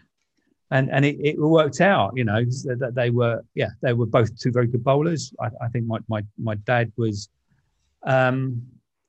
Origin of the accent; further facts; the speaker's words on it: London, United Kingdom; my parents moved to Grange Park Avenue. I think would have been the mid 60s, and that's where I grew up basically